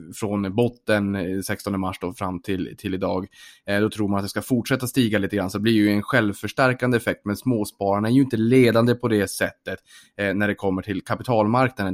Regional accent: Norrbotten County, Sweden; som norrbottning

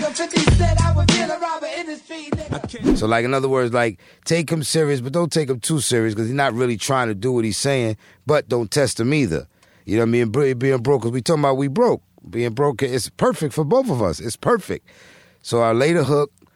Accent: New York City, New York, United States; moved away as an adult; also born or lived in Philadelphia; growing up in Brooklyn, I'm from Brooklyn, I'm from Christ, Brooklyn. I was born and raised here.

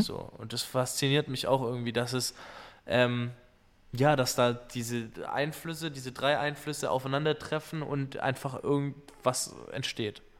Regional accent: Schorndorf, Baden-Württemberg, Germany; bei uns in Schorndorf in der Manufaktur

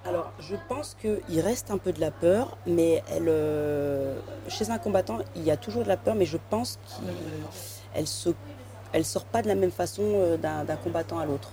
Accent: Compiègne, Hauts-de-France, France; moved away; Je joue au foot à Compiègne, dans l'Oise, là où j'ai grandi

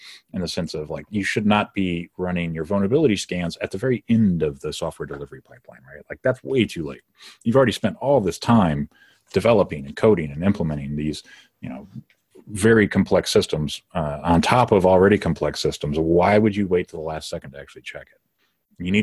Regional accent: Detroit, Michigan, United States; I'm from the Detroit metro area

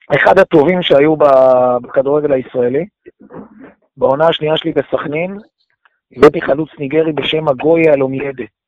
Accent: Petah Tikva, Central District, Israel; אני גדלתי בפתח תקווה במשפחה של... של מפא"י ומפלגת העבודה

